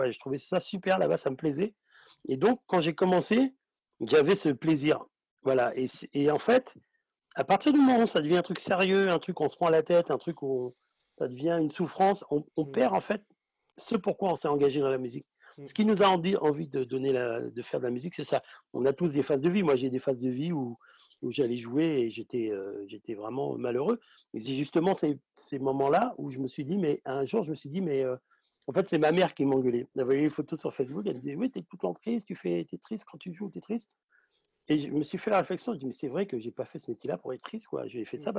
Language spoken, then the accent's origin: French; Guadeloupe, France; Moi, je suis Guadeloupéen, je vais arriver.